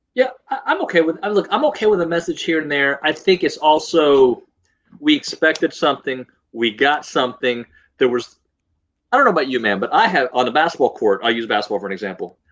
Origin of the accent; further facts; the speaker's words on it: Houston, Texas, United States; growing up in Houston